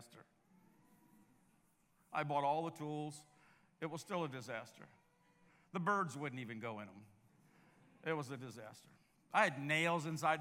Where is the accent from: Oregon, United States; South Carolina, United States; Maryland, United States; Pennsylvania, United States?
Maryland, United States; Baltimore; I'm from Baltimore